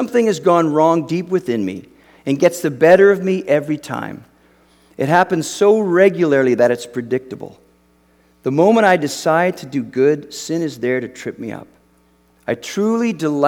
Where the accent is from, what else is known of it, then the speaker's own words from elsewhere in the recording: Canada; moved away as an adult; now in United States; I grew up in Canada